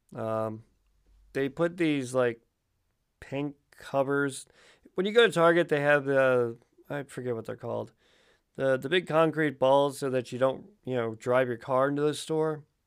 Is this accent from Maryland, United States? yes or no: yes; Baltimore, Maryland, United States; I am from Baltimore